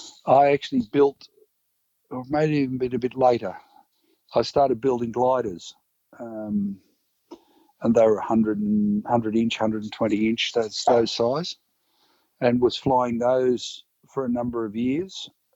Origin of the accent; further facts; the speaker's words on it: Coffs Harbour, New South Wales, Australia; I grew up in Coffs Harbour.